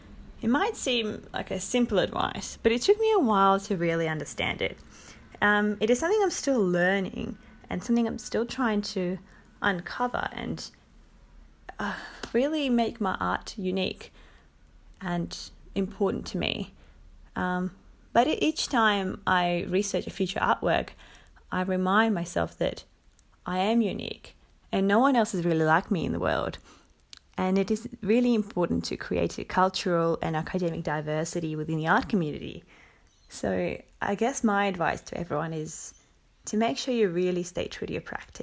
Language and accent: English; Moscow, Russia; also born or lived in Finland / Cyprus; now in Australia; I come from Moscow, Russia, and I have been living in Australia for about 5 years. My family always moved around a lot. We lived in Finland for about 4 years and spent quite some time in Cyprus.